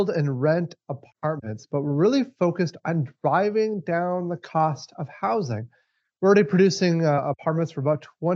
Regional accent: Minneapolis–Saint Paul, Minnesota, United States; We're from Minnesota, specifically the Twin Cities

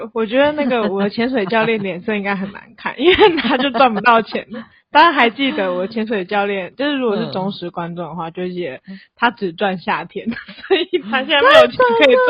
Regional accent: Taiwan; 就是才刚说，哎、欸，我们台湾人要限制水量

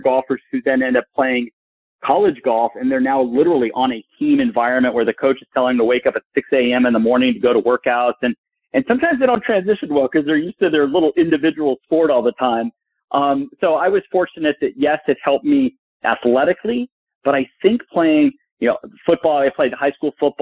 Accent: Burbank, California, United States; I grew up in Burbank, California

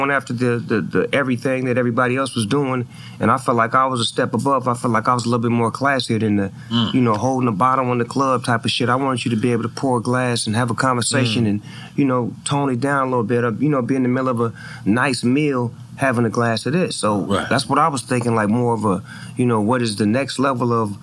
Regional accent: Inglewood, California, United States; I feel like I'm a part of Inglewood, and I'm from Inglewood

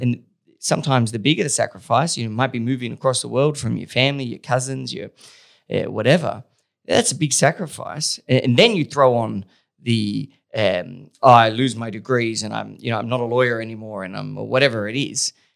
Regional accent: Australia; being Australian

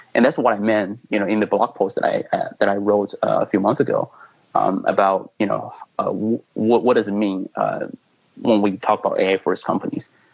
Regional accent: China; moved away as an adult; now in United States; I was born in China. I came to the U.S. Uh, you know for school and later kind of immigrant uh, immigrated here

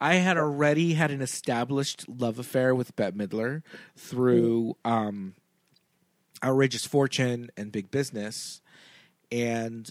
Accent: Los Angeles, California, United States; growing up in LA, we were a major market

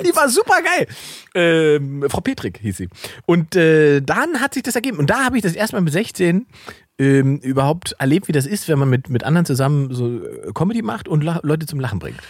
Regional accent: Salzwedel, Saxony-Anhalt, Germany; meiner Heimatstadt Salzwedel, da wo ich ursprünglich mhm. herkomme

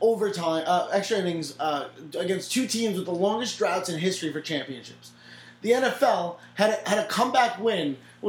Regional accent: New York, United States; That's the New Yorker in me.

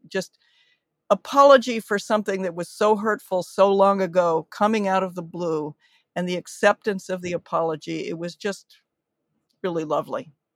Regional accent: United States; coming to this as an American

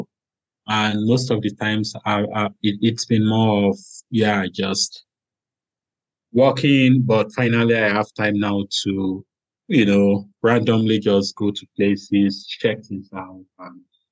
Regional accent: Ondo, Nigeria; moved away as an adult; now in Germany; I'm from Nigeria, and I'm from the southwestern part, Ondo State, to be specific

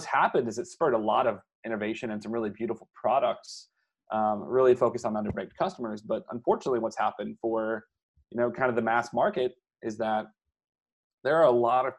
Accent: Louisiana, United States; I grew up in Louisiana

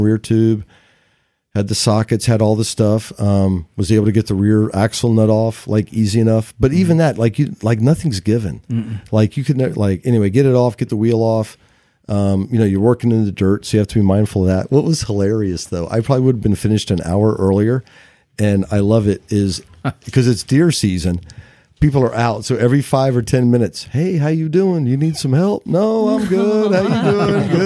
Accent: Santa Cruz, California, United States; I'm so from Santa Cruz.

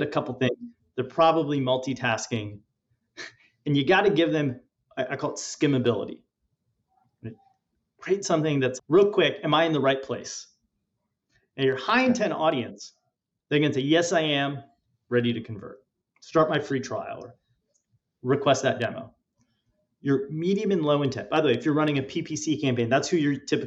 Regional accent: India; I'm Indian

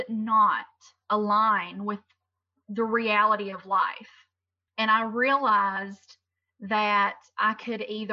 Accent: Tennessee, United States; I've lived in Tennessee my entire life

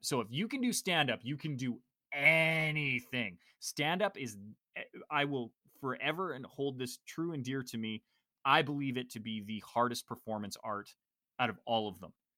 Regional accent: Canada; I'm Canadian

